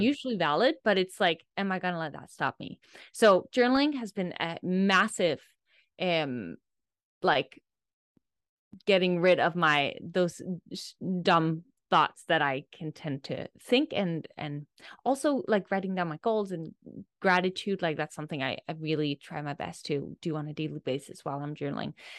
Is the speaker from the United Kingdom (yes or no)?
no; Denmark; I'm from Denmark, i, in Europe, and I grew up